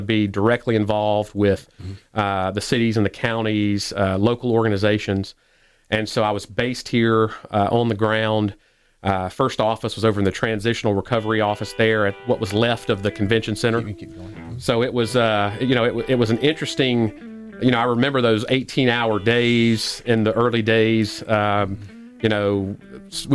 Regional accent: Petal, Mississippi, United States; also born or lived in Hattiesburg, Mississippi; I grew up in Petal, Mississippi

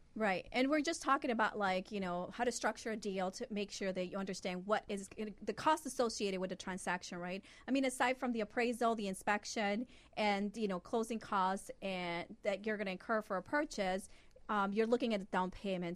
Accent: Honduras; now in United States; I was born in Honduras

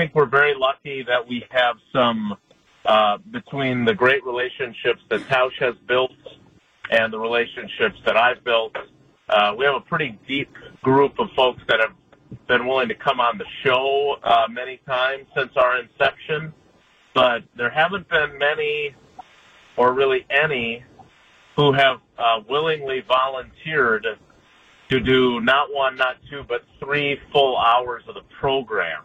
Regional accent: Wisconsin, United States; I grew up in Wisconsin

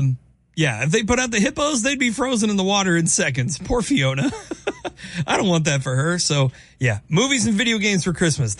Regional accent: Kansas, United States; now in Kalamazoo, United States; my home state, Kansas.

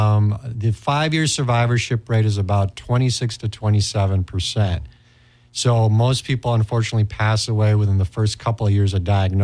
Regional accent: Istanbul, Turkey; moved away as an adult; now in United States; I actually grew up overseas myself. I grew up in Istanbul, Turkey, and then I came here for college. I went to college in St. Paul and McAllister, and then undergraduate school at the U of M.

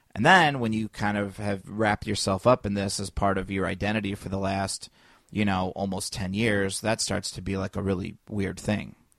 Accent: Indiana, United States; moved away as an adult; also born or lived in Los Angeles; now in Chicago, United States; I'm from Indiana

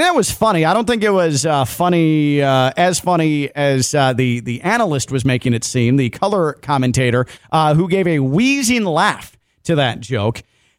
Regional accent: Chicago, Illinois, United States; moved away; I grew up in Chicago. I'm not a Cubs fan, but I do know the North Side.

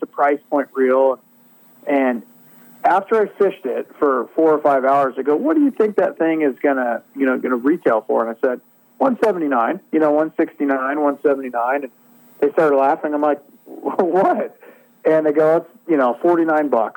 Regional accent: Northern California, United States; I grew up in Northern California

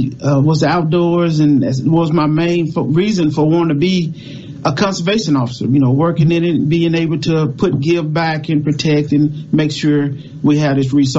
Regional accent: Mississippi Delta, United States; Growing up in the Mississippi Delta

